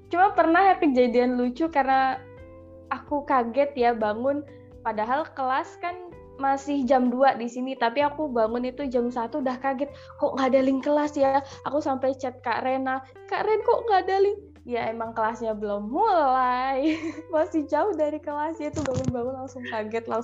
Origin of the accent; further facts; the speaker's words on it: Palu, Central Sulawesi, Indonesia; pulang ke Indonesia aku mau ngapain bisa ngapain apalagi kan nanti aku pulangnya ke Palu ke asal daerahku